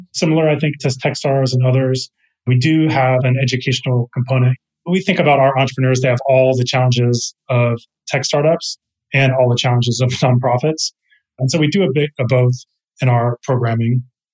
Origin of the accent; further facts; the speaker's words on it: Texas, United States; moved away as an adult; now in San Francisco, United States; I'm from Texas originally, and I moved out to California. I'm in San Francisco now